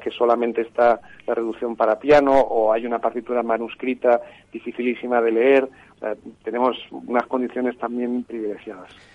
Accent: Madrid, Community of Madrid, Spain; siendo madrileño

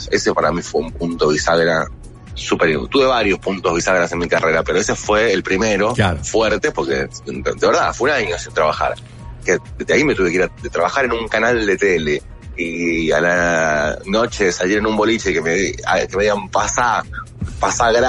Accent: Buenos Aires, Argentina; No, no, yo, yo soy de Capital, pero justo en ese momento nos habíamos ido a vivir con mi familia a Luján.

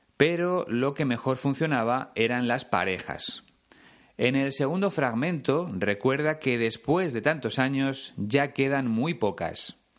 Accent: Spain; cuando apenas había dos canales en mi país

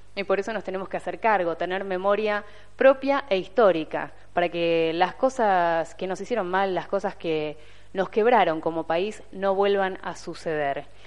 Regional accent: Argentina; vivamos en este país

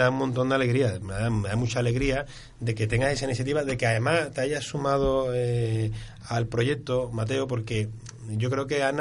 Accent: Turin, Piedmont, Italy; Spanish is a second language; moved away as an adult; also born or lived in Latin America; now in Seville, Spain; Yo soy de Turín

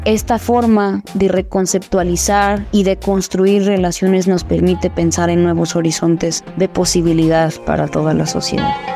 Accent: Cuernavaca, Morelos, Mexico; soy originaria de Cuernavaca, Morelos

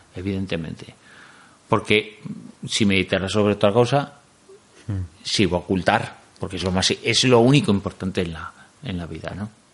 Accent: Galicia, Spain; Yo como soy gallego

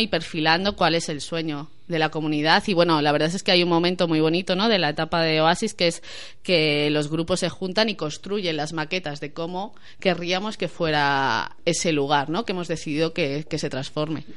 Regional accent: Madrid, Community of Madrid, Spain; yo soy de Tetuán

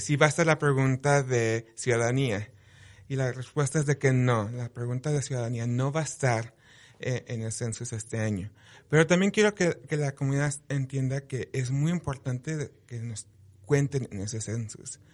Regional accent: Utah, United States; also born or lived in Provo, Utah; creciendo como un latino en, Utah fue una experiencia muy interesante para mí

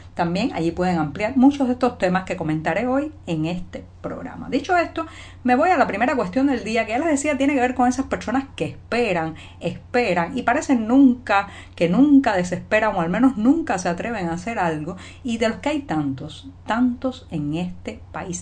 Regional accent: Cuba; cubana, periodista, ciudadana

